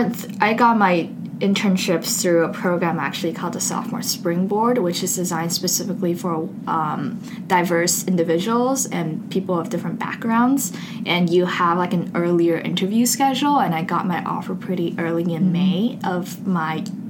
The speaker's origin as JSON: {"language": "English", "region": "Beijing", "country": "China", "tie": "born or raised there", "also_born_or_lived": "Seattle, United States", "moved": "yes", "lives_now": "United States", "said": "I'm originally from Seattle, spent 10 years growing up in Beijing before coming to Duke."}